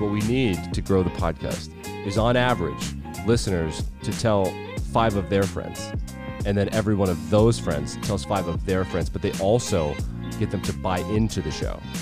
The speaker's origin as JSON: {"language": "English", "region": "Southwest Wyoming", "country": "United States", "tie": "born or raised there", "said": "we were born and raised in Southwest Wyoming"}